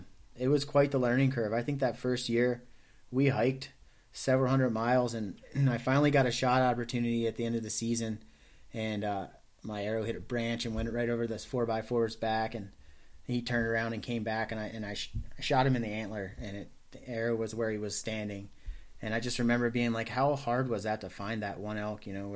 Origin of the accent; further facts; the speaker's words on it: Maryland, United States; I grew up on the Chesapeake Bay in Maryland